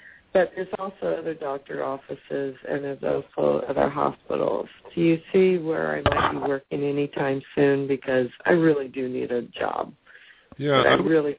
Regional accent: Marina, California, United States; And I'm from Marina, California.

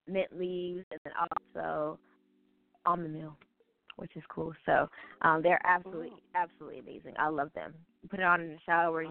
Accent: Buffalo, New York, United States; I'm from Buffalo, New York, and it's cold here

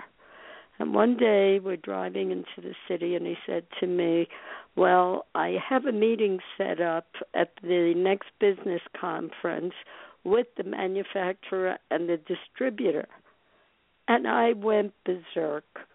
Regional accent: New York City, New York, United States; as a little girl growing up in Brooklyn

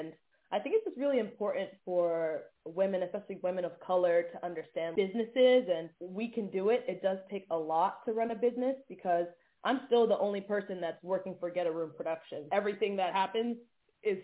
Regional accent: Atlanta, Georgia, United States; moved away as an adult; also born or lived in Syracuse; now in Los Angeles, United States; growing up in Atlanta

